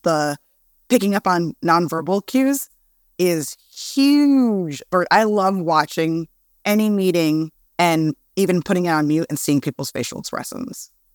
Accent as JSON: {"language": "English", "town": "New York City", "region": "New York", "country": "United States", "said": "I'm from Brooklyn"}